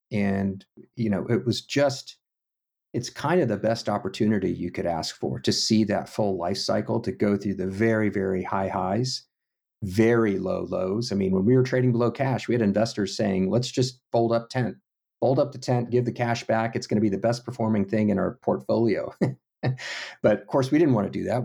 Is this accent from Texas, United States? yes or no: yes; Houston, Texas, United States; moved away; little bit of pride there and uniqueness about being from Texas, but really, it was kinda like just growing up in a suburb.